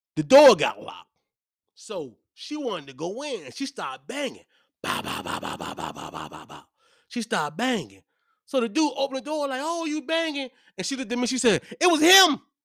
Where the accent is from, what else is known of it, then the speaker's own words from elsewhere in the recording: Hopewell, Virginia, United States; I'm from Hopewell